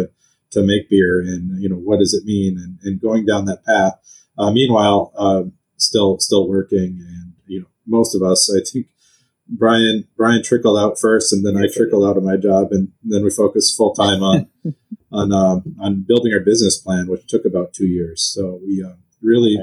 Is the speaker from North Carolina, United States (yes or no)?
no; St. Louis Park, Minnesota, United States; also born or lived in Duluth, Minnesota; I grew up in just outside of Minneapolis in St. Louis Park